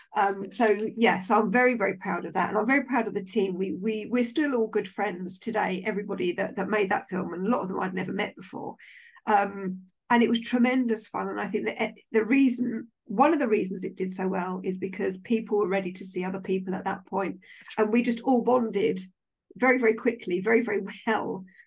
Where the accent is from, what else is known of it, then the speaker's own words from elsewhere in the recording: Maidenhead, South East England, United Kingdom; I'm from Maidenhead